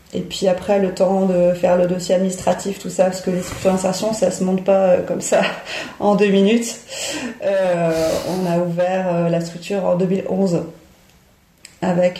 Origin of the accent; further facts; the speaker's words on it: Paris, Île-de-France, France; moved away as an adult; also born or lived in Clichy-la-Garenne / Dunkirk area; now in near Gravelines, France; je suis parisienne à la base. Je suis née à Paris et euh, j'ai vécu euh, une vingtaine d'années intramuros.